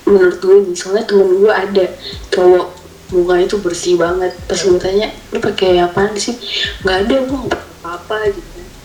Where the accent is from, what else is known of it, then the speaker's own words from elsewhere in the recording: Sumatra, Indonesia; gue gak asli sini gue tinggal doang di sini ya asli mana tuh gue asli Sumatera